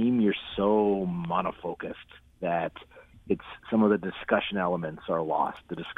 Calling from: Milwaukee, Wisconsin, United States; I'm calling from Milwaukee.

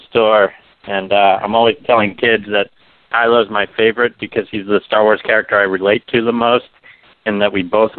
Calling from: Maryland, United States; I'm calling from Maryland.

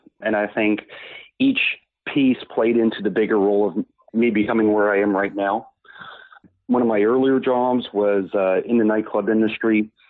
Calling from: Moncton, New Brunswick, Canada; I'm calling from Moncton, New Brunswick

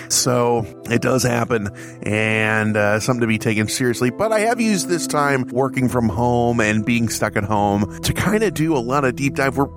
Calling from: Chicago, Illinois, United States; I am coming from Chicagoland in my quarantine bunker, also known as my house.

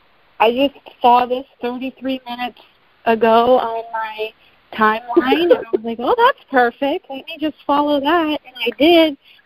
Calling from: Sarasota, Florida, United States; I know Melissa. I'm from Sarasota.

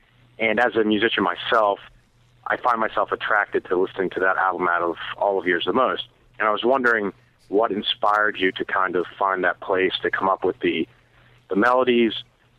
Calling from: Baltimore, Maryland, United States; from Baltimore.

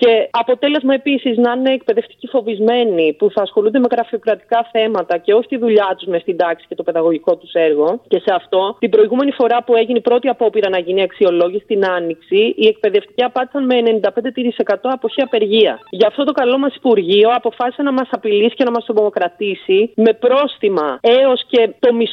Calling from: Cyprus; Είμαι στην Κύπρο.

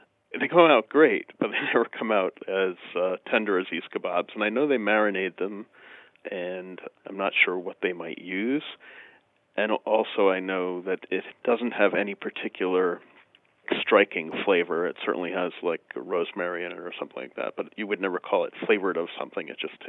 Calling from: Albany, New York, United States; Near Albany, New York.

